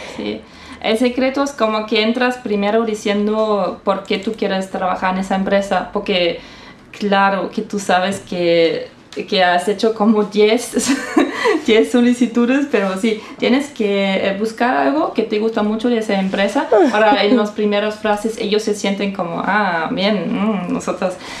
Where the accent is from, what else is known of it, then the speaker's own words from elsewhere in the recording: Saarbrücken, Saarland, Germany; accent: Saarland dialect; Spanish is a second language; now in Stuttgart, Germany; yo no nací en Stuttgart, eso es muy importante. Yo estoy viviendo en Stuttgart, pero yo nací en Saarbrücken y acá el dialecto es salendish